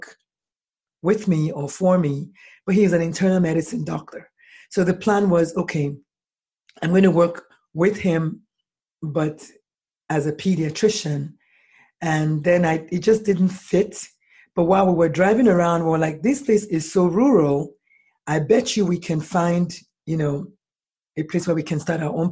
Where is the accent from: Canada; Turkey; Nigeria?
Nigeria; moved away as an adult; now in United States; I was born in Nigeria, and I American nationalized. I went to medical school in Nigeria